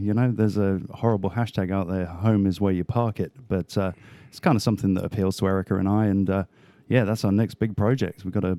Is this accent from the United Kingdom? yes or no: yes; England, United Kingdom; accent: British; moved away as an adult; also born or lived in Australia; now in United States; I was born in England, lived in England most of my, pretty much through to my early 20s and then moved to Australia and lived in Australia through till I started traveling, which was like 7 years ago.